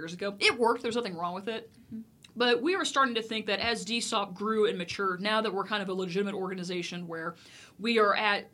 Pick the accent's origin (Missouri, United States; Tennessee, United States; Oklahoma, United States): Missouri, United States; moved away as an adult; also born or lived in Texas; now in Dallas, United States; I was born in Texas, and I came back to the motherland, so to speak. So I had spent most of 25 years of my life up in Missouri